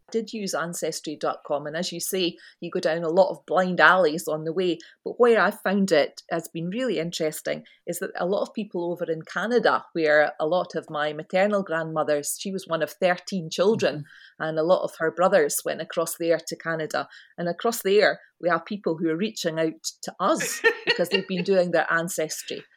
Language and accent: English; Scotland, United Kingdom